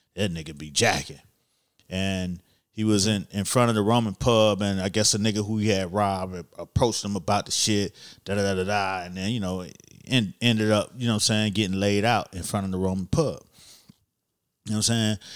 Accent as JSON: {"language": "English", "town": "Miami", "region": "Florida", "country": "United States", "said": "I'm from Miami"}